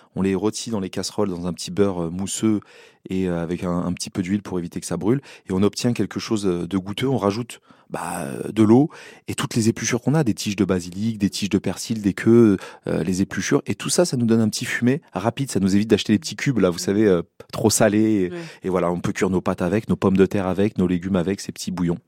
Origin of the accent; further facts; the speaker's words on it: Seine-Saint-Denis, Île-de-France, France; j'ai grandi en Seine-Saint-Denis